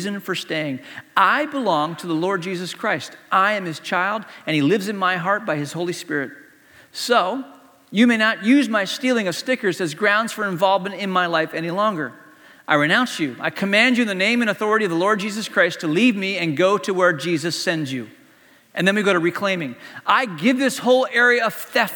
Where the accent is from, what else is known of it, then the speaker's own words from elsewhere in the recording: Hong Kong; moved away; Growing up in Hong Kong, when I was a kid in Hong Kong